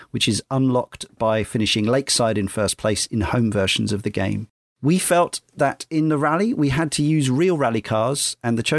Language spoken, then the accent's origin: English; Redditch, West Midlands, United Kingdom; Around the age of 16, I started drinking in the Golden Cross in my hometown of Redditch.